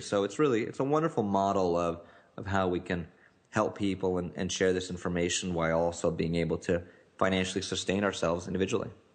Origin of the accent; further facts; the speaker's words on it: Newtown, Connecticut, United States; was in Newtown, Connecticut, which is the, the site of the Sandy Hook shooting and it's actually my hometown